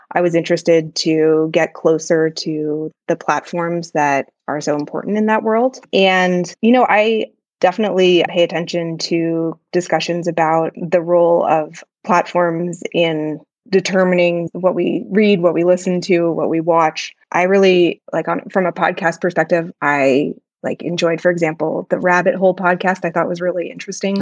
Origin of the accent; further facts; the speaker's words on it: Palo Alto, California, United States; I grew up in Palo Alto